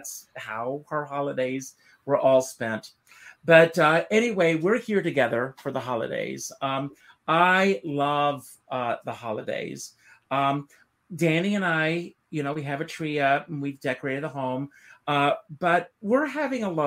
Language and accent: English; Myrtle Beach, South Carolina, United States; in Myrtle Beach, South Carolina, my hometown